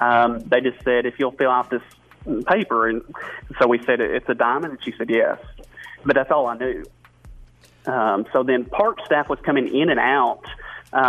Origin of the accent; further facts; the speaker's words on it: Searcy, Arkansas, United States; So I grew up in Searcy, Arkansas.